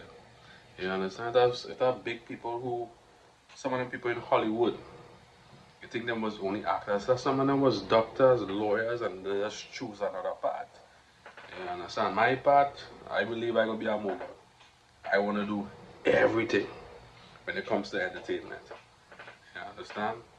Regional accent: Trinidad & Tobago; accent: Trinidadian; we gotta keep the accent strong, the Trinidadian accent

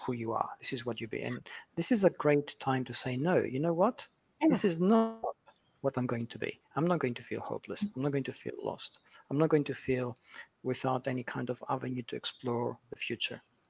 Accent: Manchester, North West England, United Kingdom; Manchester, which is my hometown in the UK

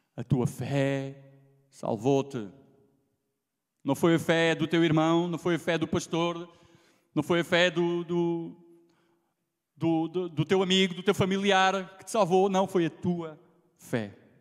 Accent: Alentejo, Portugal; accent: Alentejano; minha pronúncia lentejana, porque eu vou mantê-la sempre

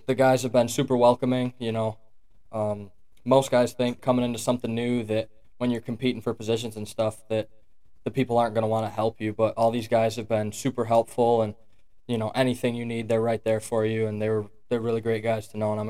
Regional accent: New York, United States; moved away as an adult; now in Pennsylvania, United States; So it's kind of an honor to be able to represent my small hometown of graduating class of 67. So it's pretty fun to come out here. I'm from New York. I'm a long ways from home right now

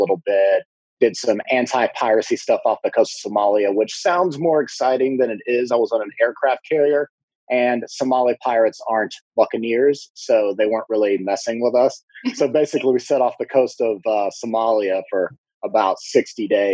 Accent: North Carolina, United States; grew up in North Carolina together, grew up in the same neighborhood

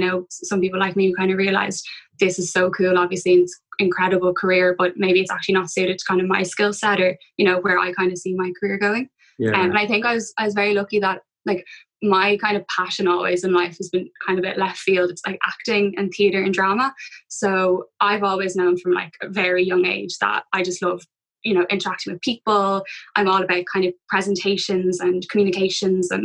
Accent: Dublin, Leinster, Ireland; I'm from Dublin, went to UCD, so stayed at home.

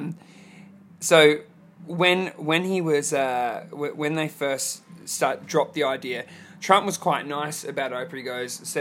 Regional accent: Australia; an Australian sitting here

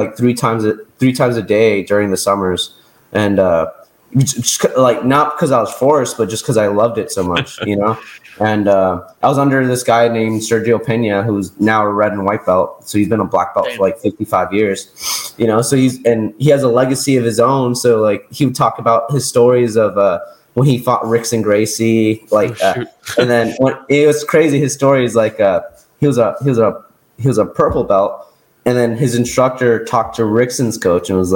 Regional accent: Las Vegas, Nevada, United States; I just ended up at a really high level gym growing up in Las Vegas

